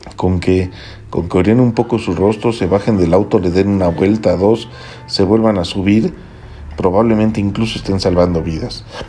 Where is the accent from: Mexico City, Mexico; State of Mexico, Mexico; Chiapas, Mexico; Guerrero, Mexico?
Mexico City, Mexico; soy chilango